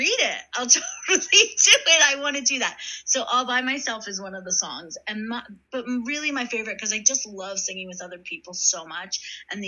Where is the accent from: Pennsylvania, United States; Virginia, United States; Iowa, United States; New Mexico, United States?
Pennsylvania, United States; Philadelphia; moved away; I'm originally from Philadelphia, and when my parents retired, they went down the shore, hon. That's what we say